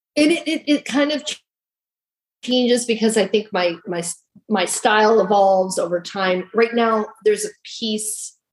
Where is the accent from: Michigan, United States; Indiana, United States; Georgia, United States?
Michigan, United States; now in North Carolina, United States; I'm originally from Michigan